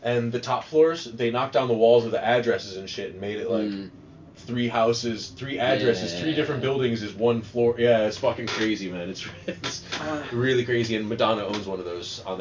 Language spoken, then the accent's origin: English; United States; moved away as an adult; now in Netherlands; I'm the American one